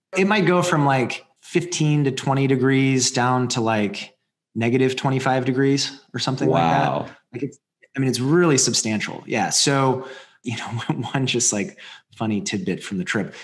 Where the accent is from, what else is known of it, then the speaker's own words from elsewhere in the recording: Colorado, United States; I grew up in Colorado.